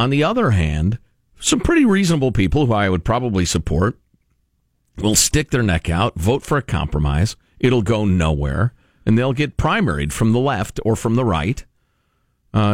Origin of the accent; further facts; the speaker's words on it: California, United States; As a Californian, I really ought to know better than this.